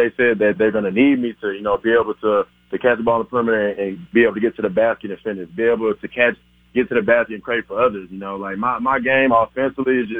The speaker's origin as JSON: {"language": "English", "town": "Houston", "region": "Texas", "country": "United States", "said": "I'm from Houston, Texas"}